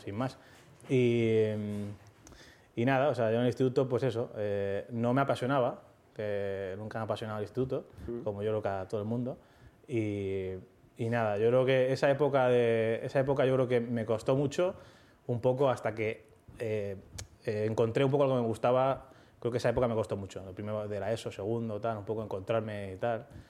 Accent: Leganés, Community of Madrid, Spain; tengo 13 años, no sé qué, soy de Leganés

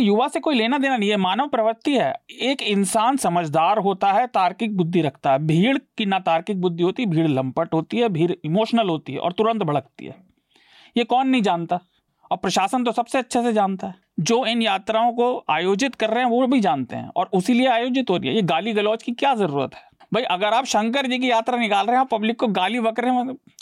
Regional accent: Meerut, Uttar Pradesh, India; मैं मेरठ में पला बढ़ा हूँ

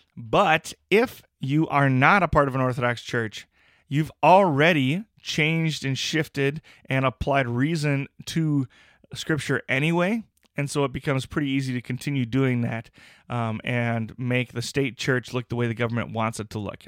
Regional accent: United States; as an American

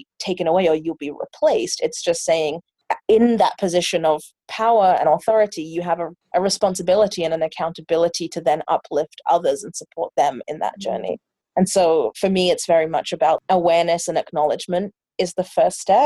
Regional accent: London, United Kingdom; moved away as an adult; now in Vancouver, Canada; I'm from England. I was born and raised in London, and then I came to Vancouver

